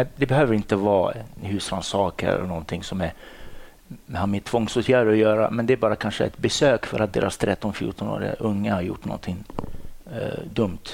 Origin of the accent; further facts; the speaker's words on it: Morocco; Swedish is a second language; moved away as an adult; also born or lived in Dalarna, Sweden / Stockholm, Sweden; now in Sweden; Jag är ursprungligen från Marocko i Nordafrika